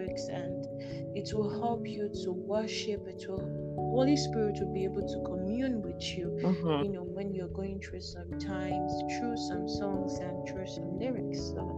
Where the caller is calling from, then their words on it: Ukraine; oh yeah, I'm tuning in live from Ukraine.